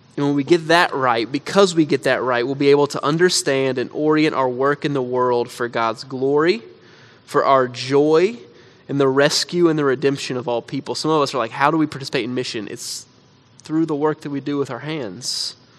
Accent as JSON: {"language": "English", "country": "United States", "said": "as American Christians"}